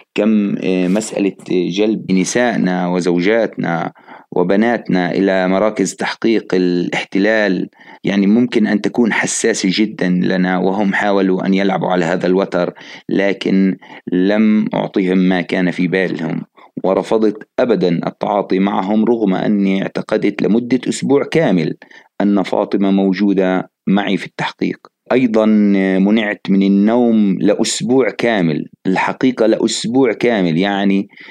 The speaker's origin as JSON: {"language": "Arabic", "town": "Jerusalem", "country": "Palestine", "said": "مدينتي مدينة القدس الحبيبة واللي أنا بعشقها جدا"}